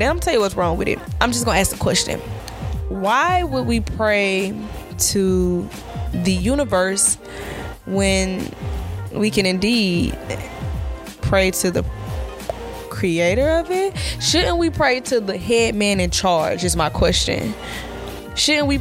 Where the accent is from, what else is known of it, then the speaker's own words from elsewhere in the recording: Southwest Georgia, United States; I'm from Southwest Georgia.